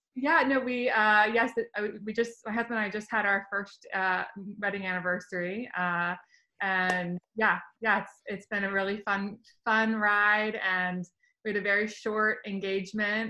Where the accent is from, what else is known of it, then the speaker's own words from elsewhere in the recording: Virginia, United States; moved away; I'm from Virginia originally